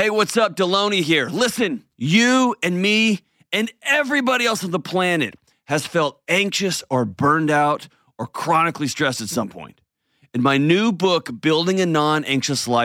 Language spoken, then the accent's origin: English; Houston, Texas, United States; now in Nashville, United States; I grew up in Houston where there were hurricanes all the time